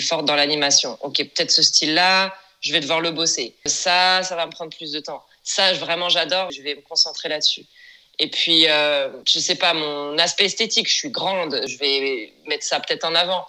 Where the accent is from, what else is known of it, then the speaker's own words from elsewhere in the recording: France; moved away as an adult; now in Los Angeles, United States; Je suis française et je vis à présent à Los Angeles. Ça fait maintenant plus de dix ans.